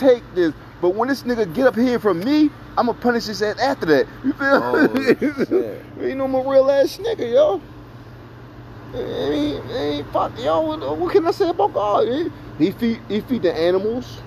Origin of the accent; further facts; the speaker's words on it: New Jersey, United States; I was raised in New Jersey